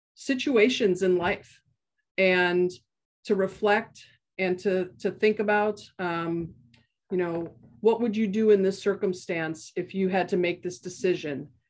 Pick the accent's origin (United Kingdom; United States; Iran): United States; Milwaukee, Wisconsin; moved away as an adult; now in Portland, United States; I grew up in Milwaukee, Wisconsin